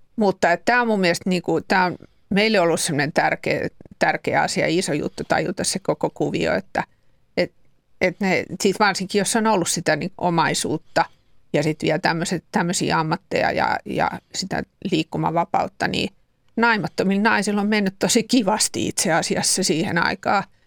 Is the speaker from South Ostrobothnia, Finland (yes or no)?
no; Helsinki, Uusimaa, Finland; Helsingissä sitä aika pian on rakennettu puukäpylää, josta itse olen sattumoisin kotosin